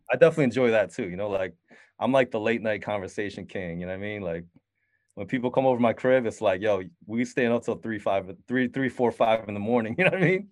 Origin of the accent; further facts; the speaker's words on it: Syracuse, New York, United States; also born or lived in Queens, New York; I grew up in Syracuse, New York